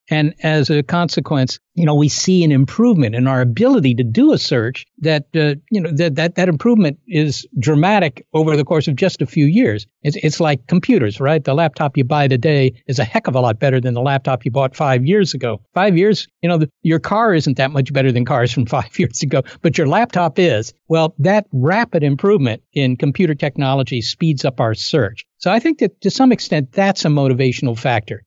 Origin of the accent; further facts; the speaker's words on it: Virginia, United States; I was born in Virginia, and I grew up there